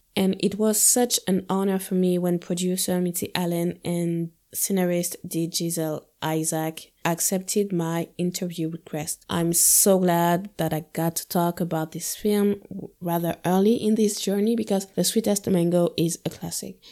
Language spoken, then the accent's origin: English; Guadeloupe; moved away as an adult; now in Paris, France; I was born and raised in Guadeloupe, a French Caribbean island. Then I moved to Paris when I was twenty, and this is where I still live today